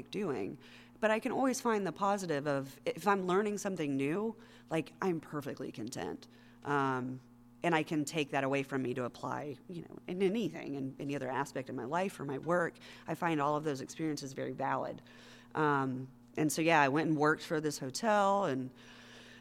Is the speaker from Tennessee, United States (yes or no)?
yes; Knoxville, Tennessee, United States; moved away as an adult; also born or lived in North Carolina; I moved for the first time in my life out of my hometown of Knoxville, Tennessee, with my husband